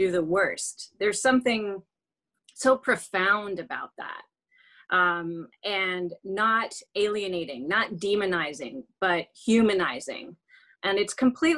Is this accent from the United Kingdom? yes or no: no; France; moved away; I was raised in France